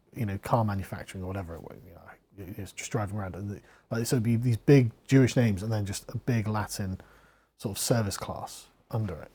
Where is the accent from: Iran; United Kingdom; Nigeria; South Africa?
United Kingdom; England; I'm from England